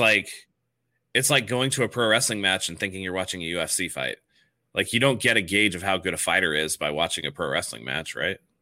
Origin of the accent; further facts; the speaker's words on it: San Francisco, California, United States; moved away as an adult; now in San Diego, United States; I'm from San Francisco. I moved down here, like, only, like, ten years ago